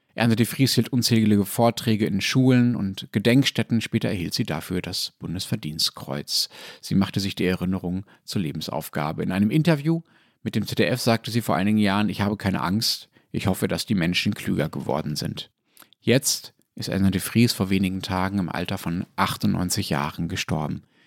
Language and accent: German; Germany; als Deutsche